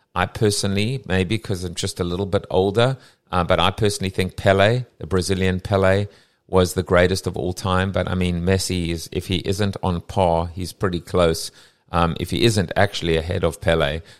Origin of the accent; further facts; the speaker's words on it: South Africa; now in United States; I'm South African, ex-South African, what, you know, born in Sou-, I still have a South African passport